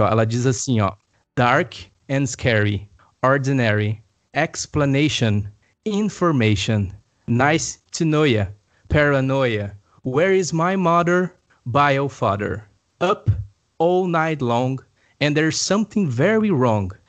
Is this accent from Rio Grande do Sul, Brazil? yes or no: yes; Campo Bom, Rio Grande do Sul, Brazil; also born or lived in Araricá; eu sou nascido de Campo Bom. Fui e morei em um tempo em uma chácara em Araricá com a minha família, e aí voltamos para Campo Bom